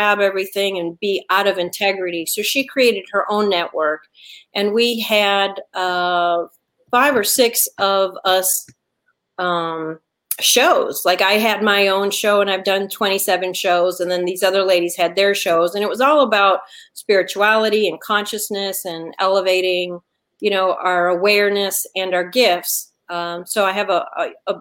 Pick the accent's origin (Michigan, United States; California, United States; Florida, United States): Michigan, United States; Detroit; now in Atlanta, United States; I was born and raised in Detroit, and then I've lived all over. But I'm talking to you today from Atlanta, which is my home